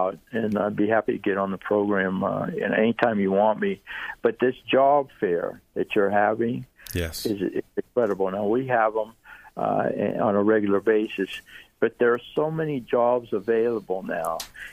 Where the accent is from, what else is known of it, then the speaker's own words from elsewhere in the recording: Tarpon Springs, Florida, United States; accent: Greek; I have a little bit of a Greek accent still. But even though I was born in Tarpon Springs, born and raised in Tarpon Springs